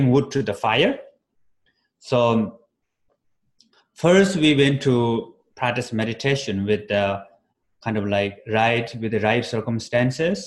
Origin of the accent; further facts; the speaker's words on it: Nepal; moved away; also born or lived in Bodh Gaya, India; I was born in Himalaya mountain in Nepal. So winter is quite cold